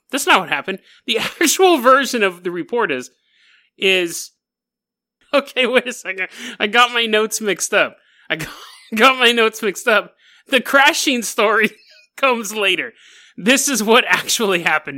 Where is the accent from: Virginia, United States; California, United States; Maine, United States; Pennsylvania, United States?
California, United States; Sacramento; It was in Sacramento, my hometown, Sac-Town.